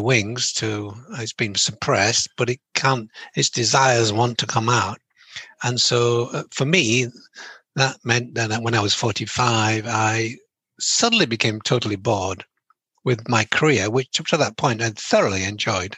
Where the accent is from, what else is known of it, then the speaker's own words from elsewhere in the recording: England, United Kingdom; I'm from England.